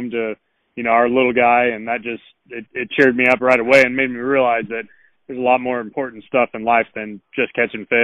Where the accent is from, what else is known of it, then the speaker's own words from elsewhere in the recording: Northern California, United States; moved away as an adult; now in Alabama, United States; I grew up in Northern California, 33 years old now, and I moved out here to Alabama when I was 23